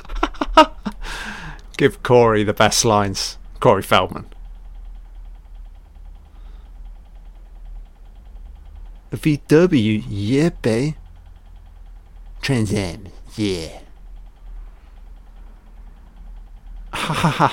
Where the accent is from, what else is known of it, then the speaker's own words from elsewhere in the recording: United Kingdom; I've grown up in the UK